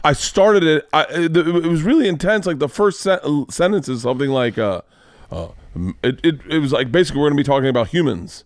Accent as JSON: {"language": "English", "region": "Florida", "country": "United States", "tie": "born or raised there", "said": "we still had segregation in Florida growing up"}